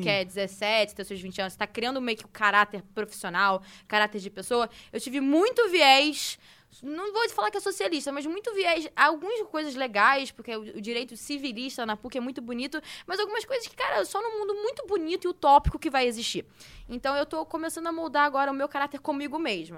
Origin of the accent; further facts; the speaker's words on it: Rio de Janeiro, Brazil; now in São Paulo, Brazil; Eu sou do Rio de Janeiro, tudo bem, tô morando em São Paulo